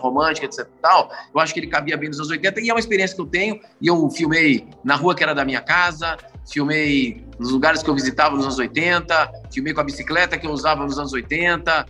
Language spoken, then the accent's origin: Portuguese; Brasília, Federal District, Brazil; sou de Brasília